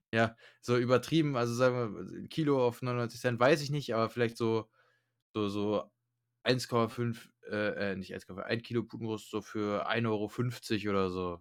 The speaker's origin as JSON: {"language": "German", "country": "Germany", "said": "bei uns in Deutschland"}